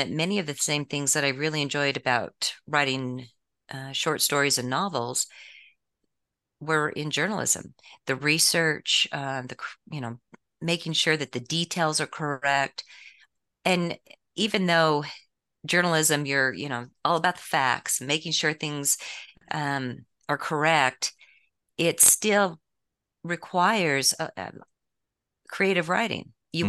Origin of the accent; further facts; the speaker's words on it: San Diego, California, United States; born there; also born or lived in American West; Sure. I was born in San Diego, and my father was a police officer who ended up going into the DEA. So we moved around quite a bit around the West